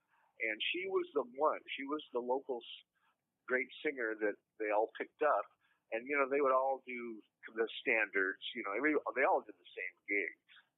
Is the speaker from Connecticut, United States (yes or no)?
no; Omaha, Nebraska, United States; born there; my mother and father lived in Omaha, Nebraska. And I was born in Omaha, Nebraska.